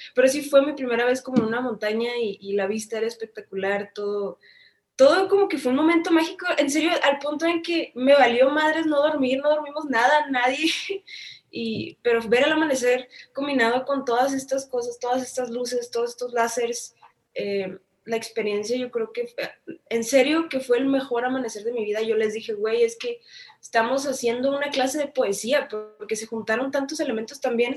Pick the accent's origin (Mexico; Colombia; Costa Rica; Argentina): Mexico; Tijuana, Baja California; Yo soy de Tijuana